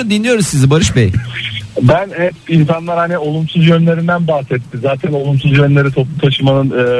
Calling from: Istanbul, Turkey

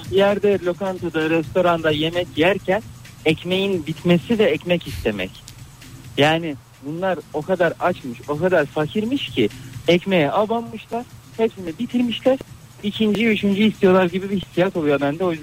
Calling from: Istanbul, Turkey; ben İstanbul'dan.

